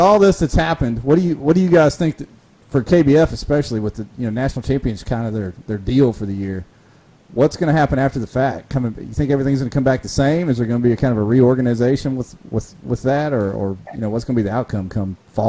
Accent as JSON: {"language": "English", "town": "Dayton", "region": "Ohio", "country": "United States", "tie": "born or raised there", "said": "I'm a Dayton boy, born and raised in Dayton right there."}